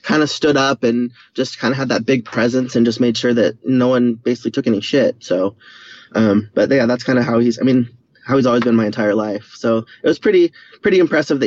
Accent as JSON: {"language": "English", "town": "San Diego", "region": "California", "country": "United States", "tie": "born or raised there", "said": "I was born here in San Diego in 1975, so I'm 44. My parents are still living in the same house. They've been married for 45 years, the same house that I grew up in."}